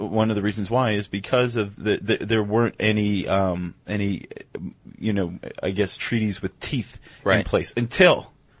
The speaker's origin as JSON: {"language": "English", "country": "United States", "said": "I'm an American."}